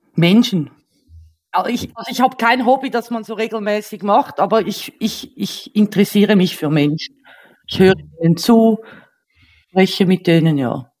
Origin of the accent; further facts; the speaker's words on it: Switzerland; accent: Swiss; first language Swiss German; ich bin ja Schweizerin